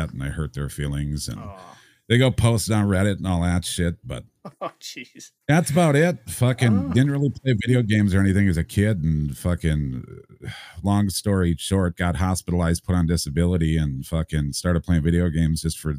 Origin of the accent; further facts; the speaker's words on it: Wisconsin, United States; I grew up in Wisconsin